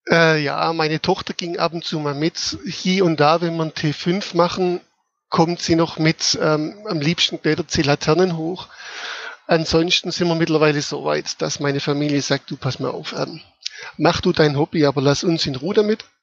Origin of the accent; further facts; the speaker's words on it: Baden-Württemberg, Germany; wie der Name schon sagt, komme ich aus dem schönen schwäbischen Kochertal.